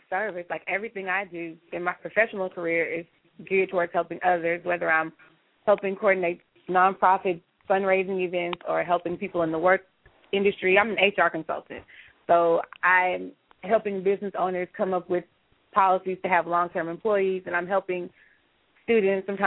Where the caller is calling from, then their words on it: Houston, Texas, United States; I'm calling from Houston, and I'm just really inspired by this conversation that's going on.